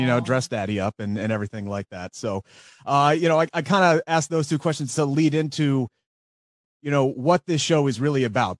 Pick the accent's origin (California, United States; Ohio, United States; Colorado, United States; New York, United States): Ohio, United States; Cincinnati; in Cincinnati, where I'm from